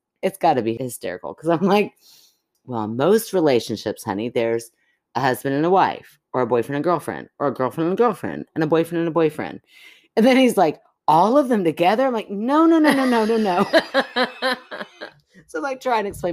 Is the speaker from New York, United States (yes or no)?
no; Kentucky, United States; We're from Kentucky, but we're also a wee bit city folk.